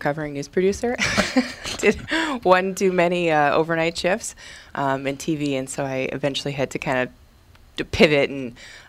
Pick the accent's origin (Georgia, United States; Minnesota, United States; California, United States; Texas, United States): Minnesota, United States; Bemidji; I grew up in Bemidji